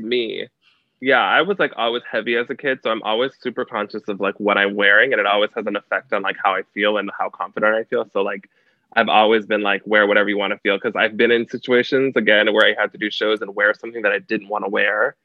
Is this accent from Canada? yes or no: yes; Canada; also born or lived in United States; I grew up in Canada. I grew up in a small town on the border of the States. So I grew up like partially in Canada, partially in the States